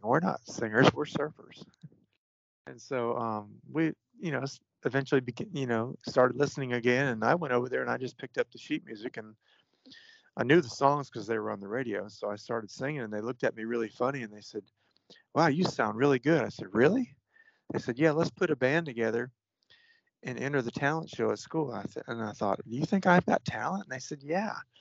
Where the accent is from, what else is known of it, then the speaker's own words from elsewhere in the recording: Florida, United States; A friend of mine that I grew up with in Florida